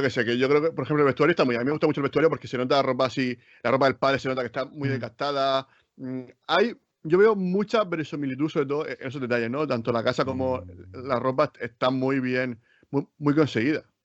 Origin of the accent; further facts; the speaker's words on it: Spain; nosotros que somos de España